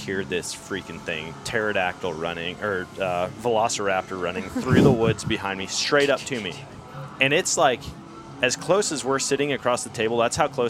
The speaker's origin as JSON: {"language": "English", "region": "Wisconsin", "country": "United States", "tie": "born or raised there", "moved": "yes", "lives_now": "Missouri, United States", "said": "I grew up in Wisconsin."}